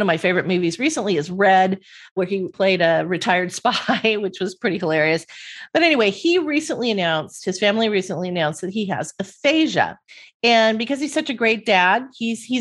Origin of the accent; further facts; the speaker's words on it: Southern California, United States; I grew up in Southern California and this is Beach Boys culture out here